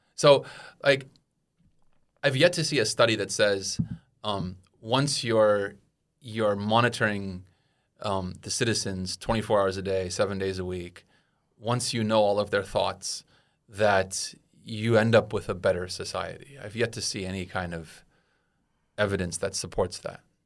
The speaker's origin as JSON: {"language": "English", "country": "United States", "said": "as an American"}